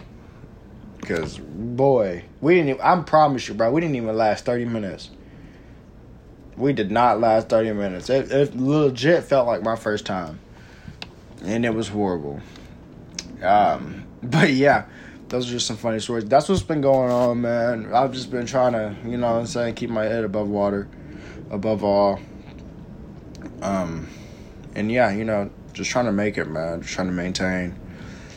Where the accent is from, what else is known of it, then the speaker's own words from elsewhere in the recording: Texas, United States; I'm from Texas